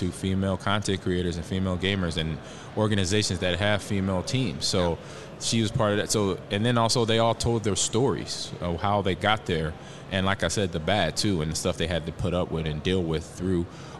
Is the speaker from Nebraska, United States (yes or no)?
yes; Omaha, Nebraska, United States; even though this is not my hometown, but it kind of is because I grew up in Omaha.